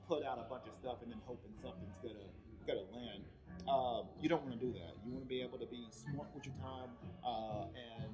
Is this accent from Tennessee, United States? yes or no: yes; Cleveland, Tennessee, United States; now in Vista, United States; originally I'm from Cleveland, Tennessee